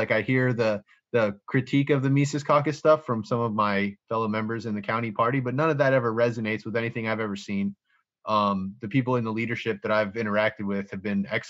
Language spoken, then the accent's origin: English; Florida, United States; I just showed up to meet people because I was from Florida and I had just moved up here to try to, you know, connect with some libertarian types.